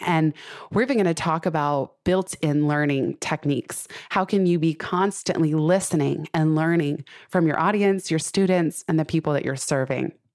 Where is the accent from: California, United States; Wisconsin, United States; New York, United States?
California, United States; Silicon Valley; I grew up in Silicon Valley